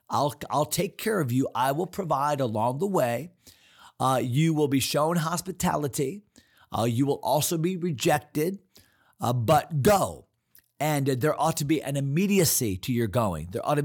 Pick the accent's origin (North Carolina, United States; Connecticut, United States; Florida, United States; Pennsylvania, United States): Connecticut, United States; East Hartland; when I grew up in East Hartland, 50, well, I'll be 57 this year or so, 55 years ago, 50 years ago, Janice was my next door neighbor, and my whole town, East Hartland, Connecticut, we're all Norwegians.